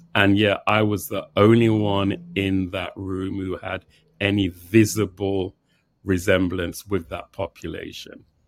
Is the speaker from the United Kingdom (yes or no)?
yes; England, United Kingdom; also born or lived in Jamaica (parents); now in New York, United States; both born in Jamaica. I was born in England.